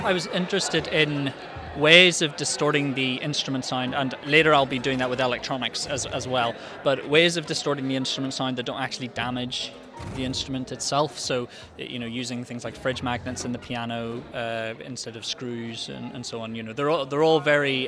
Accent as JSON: {"language": "English", "town": "Belfast", "region": "Northern Ireland", "country": "United Kingdom", "said": "I'm a composer from Belfast"}